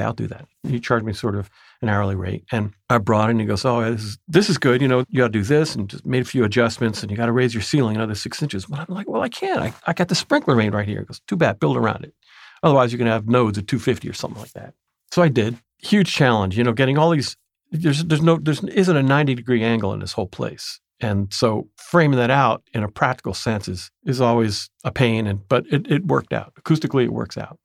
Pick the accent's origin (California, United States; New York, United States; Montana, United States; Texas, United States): New York, United States; Tarrytown; moved away as an adult; also born or lived in Toronto, Canada; now in Oakland, United States; I grew up in Tarrytown, New York, now called Sleepy Hollow